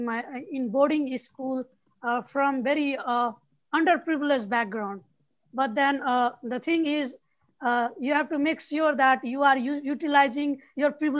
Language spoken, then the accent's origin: English; Nepal; I'm from Nepal